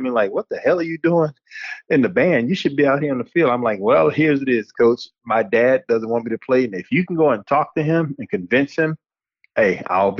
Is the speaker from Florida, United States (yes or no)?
yes; Hallandale Beach, Florida, United States; moved away as an adult; also born or lived in Buffalo, New York / East Lansing, Michigan; I grew up in Hallandale Beach, Florida, and right now I'm like 25, 30 minutes away from